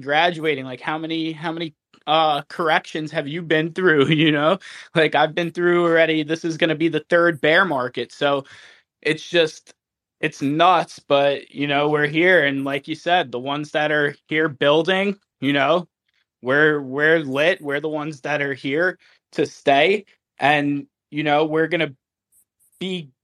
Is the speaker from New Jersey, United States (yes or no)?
yes; New Jersey, United States; moved away; I'm originally from Jersey